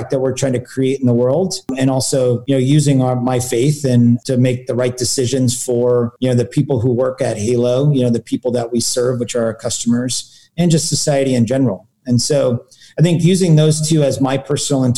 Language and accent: English; Silicon Valley, California, United States; growing up in Silicon Valley